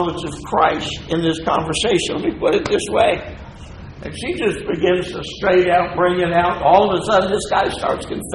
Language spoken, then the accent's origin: English; New Jersey, United States; I'm from New Jersey